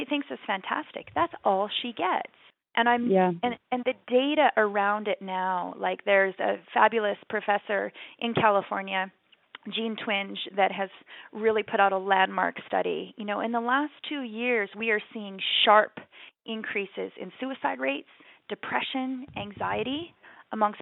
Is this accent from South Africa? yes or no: no; Canada; growing up in Canada